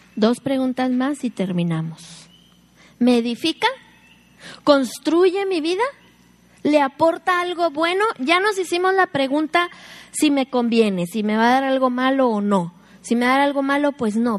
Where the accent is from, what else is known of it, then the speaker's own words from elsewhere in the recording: Mexico; Somos mexicanas